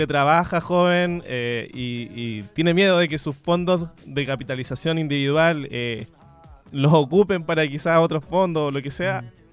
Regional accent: Biobío, Chile; yo soy de acá del Biobío y me considero completamente mestizo también

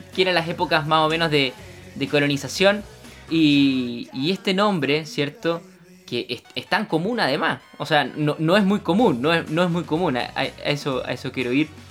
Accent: Punta Arenas, Magallanes and Chilean Antarctica, Chile; now in Concepción, Chile; yo soy de Punta Arenas

